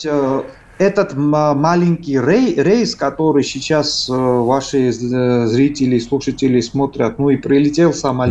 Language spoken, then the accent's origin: Russian; Georgia; Мы, грузины